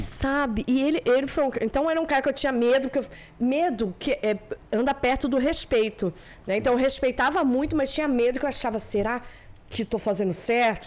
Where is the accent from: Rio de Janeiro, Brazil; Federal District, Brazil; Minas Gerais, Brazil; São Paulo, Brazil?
Rio de Janeiro, Brazil; morei a vida toda em Copacabana, no Poço seis.